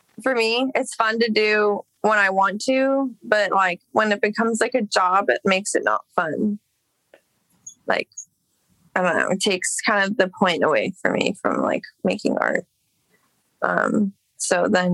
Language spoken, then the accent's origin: English; Los Angeles, California, United States; I grew up in Echo Park. I mean, I guess same dish, but that's where I lived from when I was a baby until like 16.